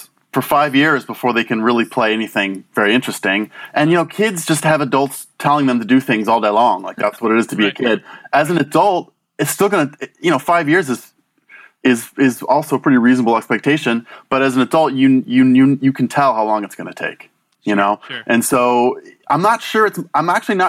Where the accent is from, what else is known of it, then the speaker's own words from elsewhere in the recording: Washington, District of Columbia, United States; I grew up in Washington, D.C.